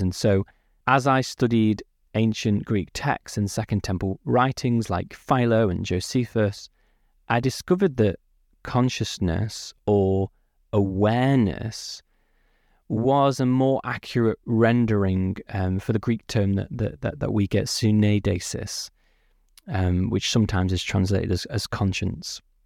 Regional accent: Peak District, East Midlands, United Kingdom; also born or lived in Manchester; I was born not too far from Manchester. I grew up in the Peak District

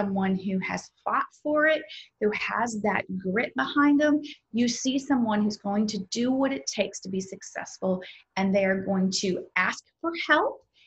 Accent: the South, United States; I'm from the South

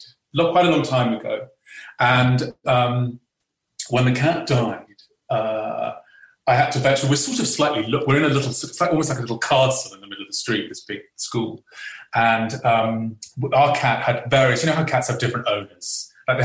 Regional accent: England, United Kingdom; as an Englishman

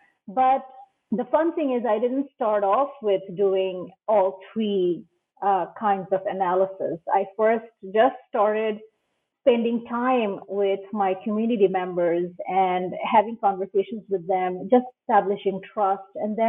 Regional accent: Bangladesh; now in United States; So I am Bangladeshi, but I wasn't, I'm not originally from Los Angeles.

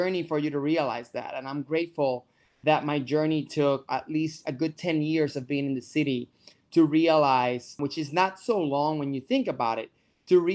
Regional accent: Puerto Rico; moved away as an adult; also born or lived in New York City; I am from Puerto Rico, born and raised

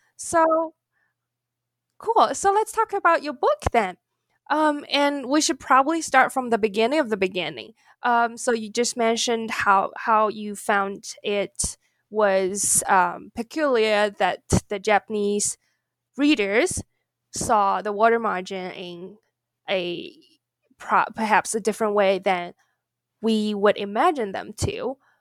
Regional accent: China; moved away; I grew up in China

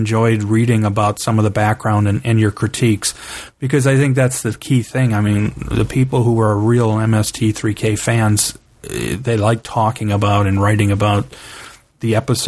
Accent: Cleveland, Ohio, United States; I grew up in Cleveland, Ohio

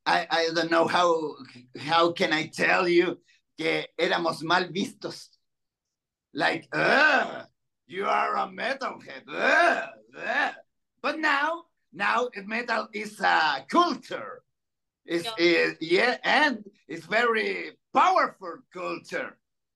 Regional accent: Chile; English is a second language; I've been in England, Spain, Colombia, and right now in Mexico. And Chile. because I'm from Chile.

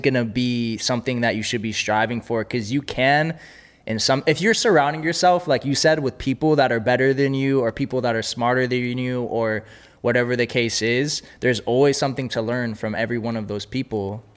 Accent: Los Angeles, California, United States; I've been born and raised in Los Angeles

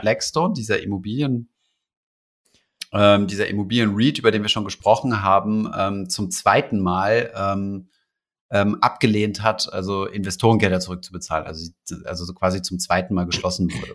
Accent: Germany; bei uns in Deutschland

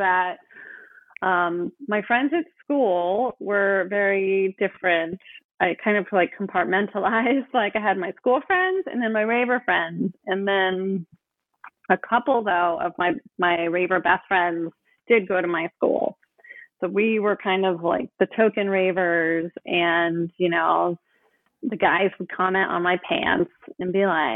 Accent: Oakland, California, United States; I grew up in Oakland

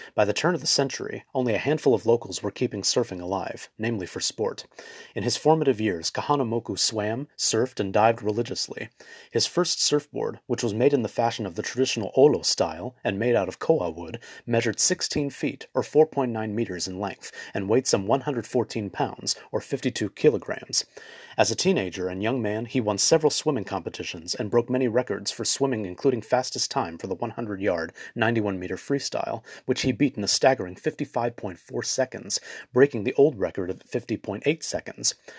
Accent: Los Angeles, California, United States; I was born and raised in Los Angeles

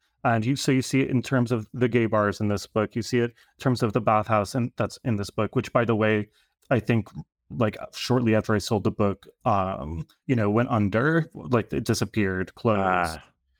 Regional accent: New Rochelle, New York, United States; And I grew up in Rochelle, so like on the border of the Bronx, and spent a few years in California, but then came back to New York and I've been here for quite a long time now.

